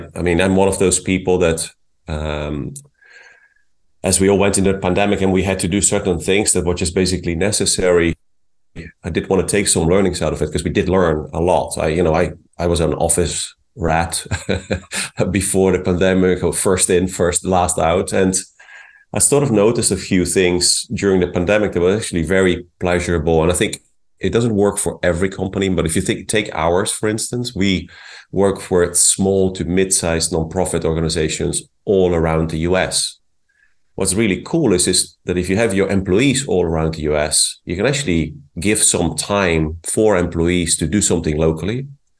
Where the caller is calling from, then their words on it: Carmel, California, United States; I'm speaking from Carmel in California.